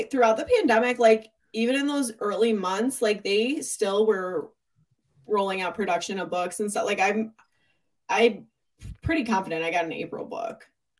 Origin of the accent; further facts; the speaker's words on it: Michigan, United States; but we're from Michigan